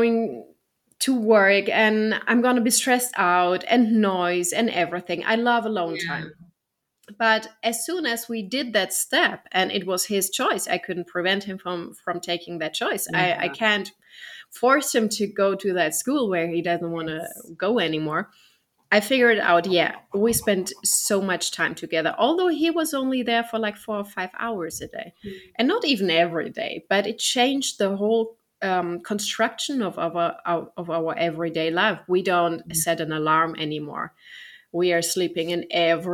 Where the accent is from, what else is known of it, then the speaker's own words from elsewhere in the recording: Germany; I'm from Germany